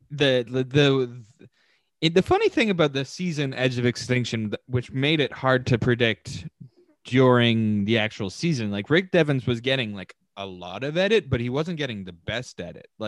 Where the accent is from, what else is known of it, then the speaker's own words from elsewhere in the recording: Oakville, Ontario, Canada; James and I grew up together in in Oakville.